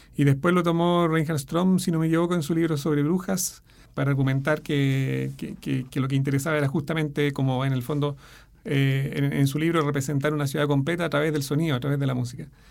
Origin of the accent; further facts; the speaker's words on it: Chile; soy el primer chileno en publicar en ese editorial